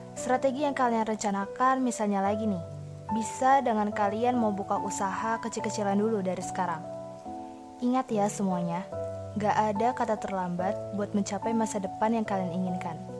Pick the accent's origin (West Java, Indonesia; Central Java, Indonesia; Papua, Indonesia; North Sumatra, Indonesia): West Java, Indonesia; Bekasi; berasal dari Bekasi